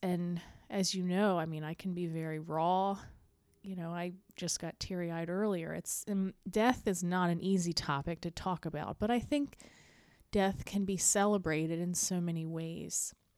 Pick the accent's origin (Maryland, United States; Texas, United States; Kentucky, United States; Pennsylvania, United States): Maryland, United States; the Eastern Shore; we grew up in Maryland, the Eastern Shore